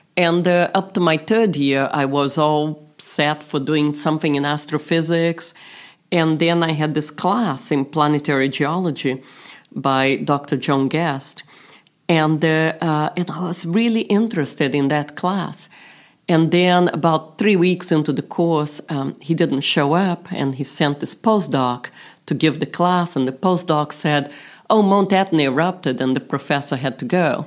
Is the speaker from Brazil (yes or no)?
yes; Brazil; moved away; also born or lived in London; I was this little girl growing up in Brazil